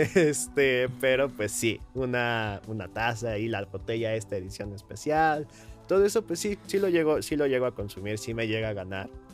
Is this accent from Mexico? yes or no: yes; Hidalgo, Mexico; now in Mexico City, Mexico; Yo soy de, de, de Hidalgo